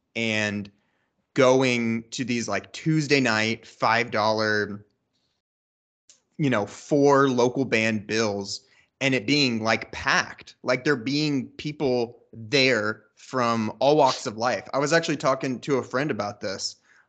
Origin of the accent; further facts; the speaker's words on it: Dayton, Ohio, United States; now in Columbus, United States; Well, I'm not from Columbus. I'm from Dayton. And if you're not from Ohio, that's between Columbus and Cincinnati. Yep. And that's where I grew up.